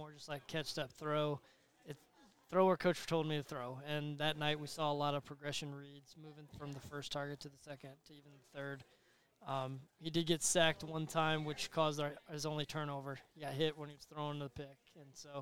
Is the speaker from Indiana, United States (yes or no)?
yes; Elkhart, Indiana, United States; moved away; I'm from Elkhart